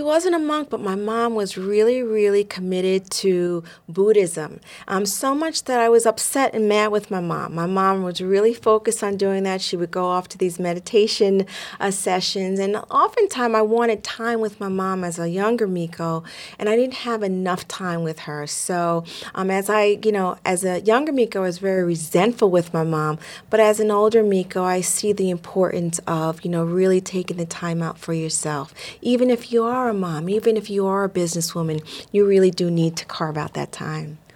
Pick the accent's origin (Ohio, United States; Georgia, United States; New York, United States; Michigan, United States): New York, United States; Growing up in New York in the 70s